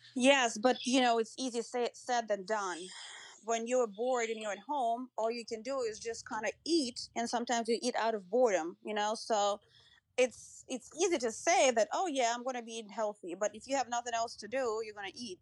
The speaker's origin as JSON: {"language": "English", "region": "Moscow", "country": "Russia", "tie": "born or raised there", "moved": "as an adult", "lives_now": "United States", "said": "I grew up in Russia, in Moscow, um, and I came to the U S, um, when I was nineteen"}